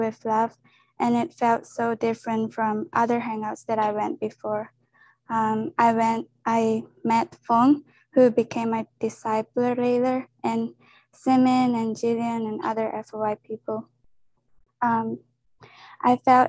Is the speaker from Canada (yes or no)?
no; Japan; moved away as an adult; now in Kansas City, United States; I'm from Japan, and I came here for college